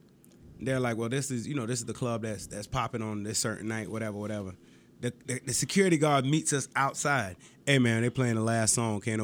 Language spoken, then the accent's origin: English; Jamaica; moved away; I was just came from Jamaica.